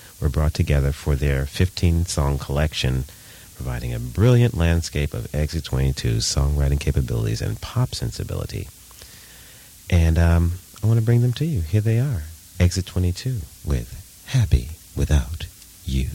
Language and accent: English; New York City, New York, United States; my hometown, New York City.